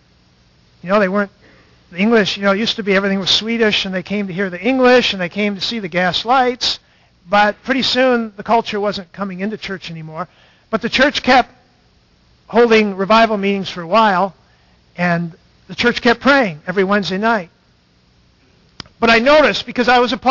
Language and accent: English; Stanchfield, Minnesota, United States; In my church started in the 1860s, Stanchfield, Minnesota